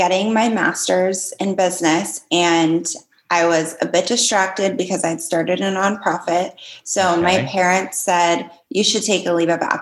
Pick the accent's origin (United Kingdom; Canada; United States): United States; Las Vegas, Nevada; now in New York, United States; I'm from Vegas and now in New York